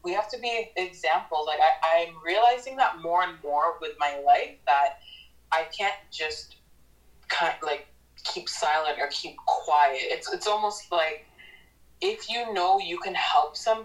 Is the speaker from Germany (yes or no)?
no; Newmarket, Ontario, Canada; I grew up in Newmarket, Ontario